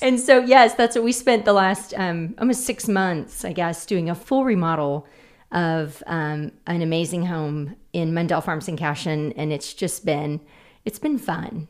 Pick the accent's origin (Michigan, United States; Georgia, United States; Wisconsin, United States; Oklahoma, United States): Oklahoma, United States; Oklahoma City; born and raised in Oklahoma City, Putman